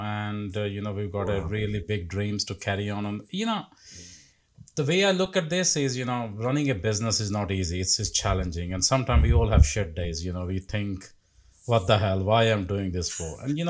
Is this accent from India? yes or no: yes; India; moved away as an adult; 20 years ago, when I came from India, when I worked as a dental nurse, worked in a factory, I had absolutely nothing.